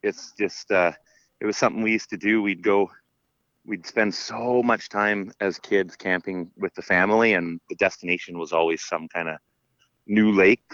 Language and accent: English; Sunshine Coast, Lower Mainland, British Columbia, Canada; also born or lived in Terrace, British Columbia; now in Vancouver Island, Canada; I grew up on the Lower Mainland, so on the Sunshine Coast.